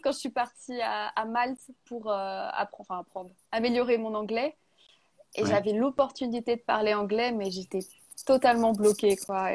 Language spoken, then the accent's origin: French; Burgundy, Bourgogne-Franche-Comté, France; je suis née en Bourgogne, hein, dans la région des vins